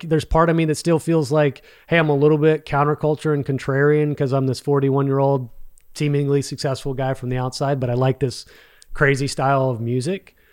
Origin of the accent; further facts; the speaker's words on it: Arlington, Texas, United States; also born or lived in Mansfield, Texas; grew up in Arlington, Texas